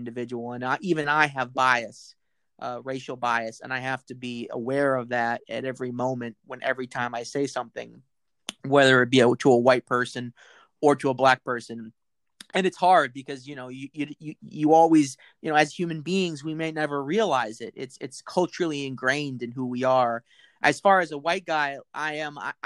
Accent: United States; as an American, my history is a history of racism and slavery in this country

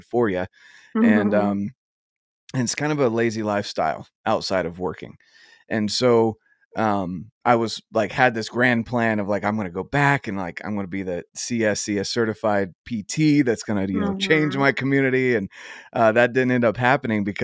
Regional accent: North Carolina, United States; now in Utah, United States; I'm originally from North Carolina.

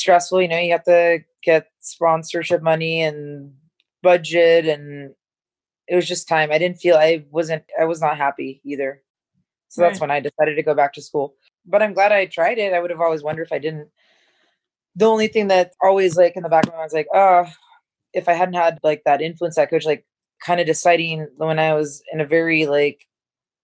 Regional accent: San Diego, California, United States; growing up in San Diego, everything's like sunny and happy and great.

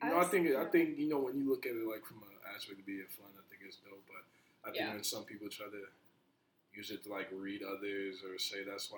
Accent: New Jersey, United States; born there; I was born in New Jersey, so, like, I don't have my birth certificate, so I gotta go back over there to get it there

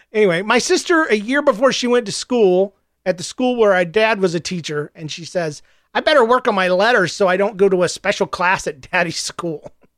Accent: the South, United States; I'm from the South, and we don't believe in cremation in the South.

